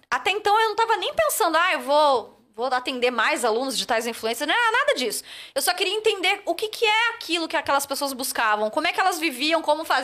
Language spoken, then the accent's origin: Portuguese; Florianópolis, Santa Catarina, Brazil; moved away as an adult; also born or lived in Rio de Janeiro; Eu saí de Floripa e fui morar no Rio